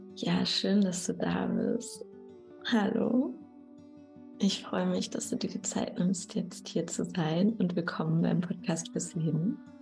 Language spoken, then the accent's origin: German; Dortmund, North Rhine-Westphalia, Germany; moved away; Und ich komme ja aus dem Ruhrgebiet, also aus Dortmund